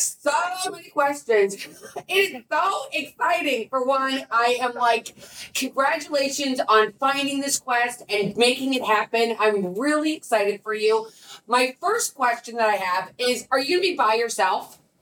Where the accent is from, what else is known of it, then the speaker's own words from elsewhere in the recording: St. Louis, Missouri, United States; my hometown is St. Louis, to be honest with you. That's where I grew up.